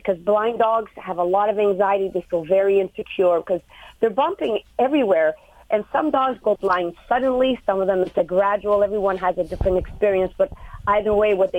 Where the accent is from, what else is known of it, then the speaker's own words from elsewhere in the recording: Montreal, Quebec, Canada; I was born and raised in Montreal, Canada